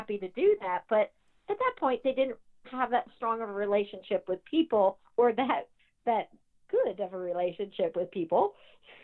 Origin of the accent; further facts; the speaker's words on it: between Delaware and Maryland, East Coast, United States; I grew up on the East Coast, so between Delaware and Maryland area.